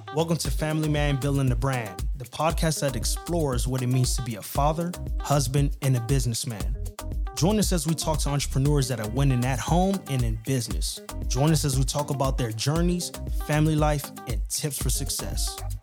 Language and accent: English; United States; I was born here in the States, raised by an immigrant single mother and grandmother.